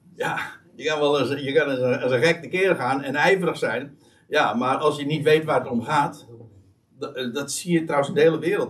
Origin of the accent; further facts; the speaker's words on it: Netherlands; wij als Nederlanders